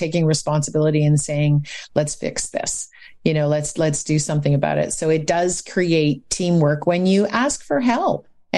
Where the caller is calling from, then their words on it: Ottawa, Ontario, Canada; Today, I'm in Ottawa, Ontario.